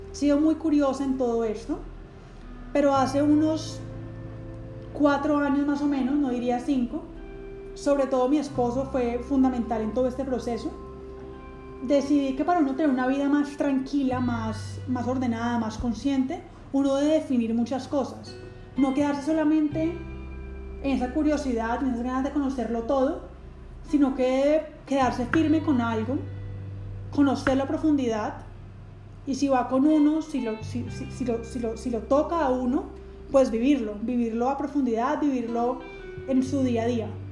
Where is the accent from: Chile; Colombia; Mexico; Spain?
Colombia; Cali, Valle del Cauca; also born or lived in Florida, United States; regresar a mi, a mi ciudad natal, donde terminé mis estudios en psicología, en la universidad aquí pues de la ciudad, llamada la Universidad ICESI